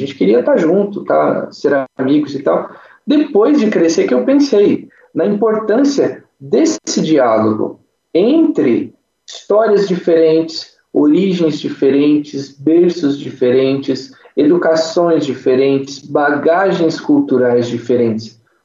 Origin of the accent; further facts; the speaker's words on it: Cachoeira Paulista, São Paulo, Brazil; now in Pindamonhangaba, Brazil; Eu sou natural aqui de Pindamonhangaba, hoje voltei a morar aqui nessa cidade maravilhosa. mas com três anos de idade, eu saí daqui e fui para Cachoeira Paulista